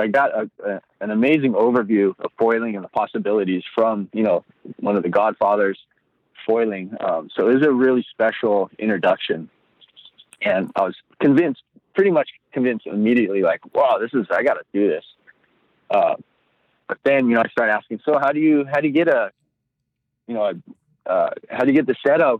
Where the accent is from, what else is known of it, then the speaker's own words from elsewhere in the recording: Hawaii, United States; moved away as an adult; also born or lived in Costa Rica / Kauai; I grew up in Hawaii, moved down to Costa Rica, like I said, for about 10 years.